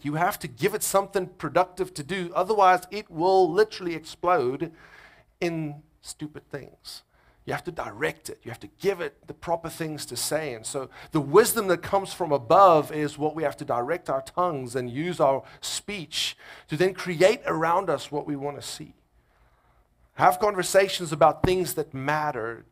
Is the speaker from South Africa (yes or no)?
yes; South Africa; moved away as an adult; now in United States; I'm from South Africa